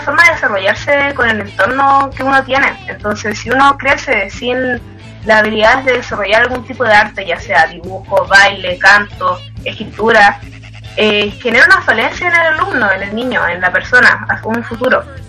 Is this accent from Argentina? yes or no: no; Antofagasta, Chile; soy de Antofagasta